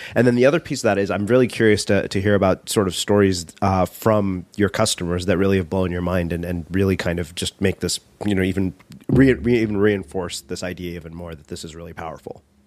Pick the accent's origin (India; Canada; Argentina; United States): India; being Indian